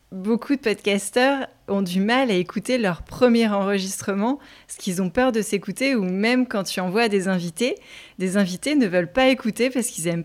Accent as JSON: {"language": "French", "region": "Grand Est", "country": "France", "said": "moi je suis alsacienne, donc là tu n'entends pas forcément que je suis alsacienne"}